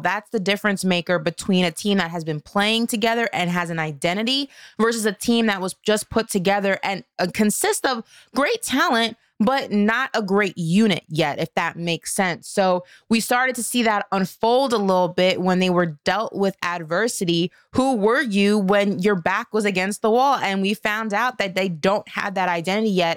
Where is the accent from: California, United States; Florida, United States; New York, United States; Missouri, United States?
New York, United States; New York City; my hometown of Brooklyn, New York